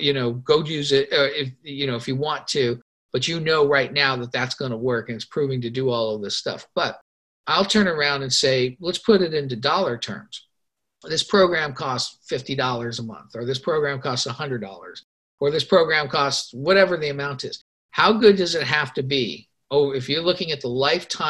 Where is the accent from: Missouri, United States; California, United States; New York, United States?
California, United States; Los Angeles; I grew up in Los Angeles